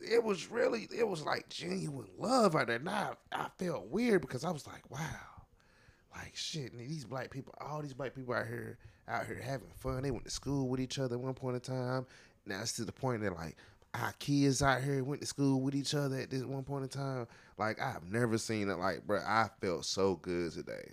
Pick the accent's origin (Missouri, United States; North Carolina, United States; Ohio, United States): North Carolina, United States; High Point; I'm from High Point